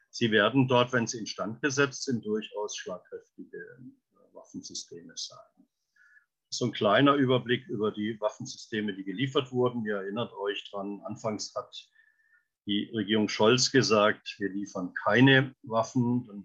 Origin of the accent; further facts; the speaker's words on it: Freiburg, Baden-Württemberg, Germany; Beim Tornado auch der Bordcomputer stammen von Litev, Norfolk Drummond Litev, meiner Heimatstadt in Freiburg.